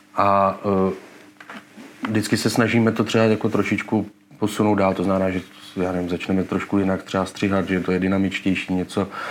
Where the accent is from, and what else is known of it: Czechia